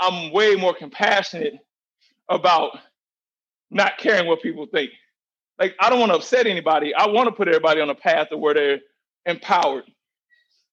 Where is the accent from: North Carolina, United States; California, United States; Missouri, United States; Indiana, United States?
Missouri, United States; St. Louis; We grew up in St. Louis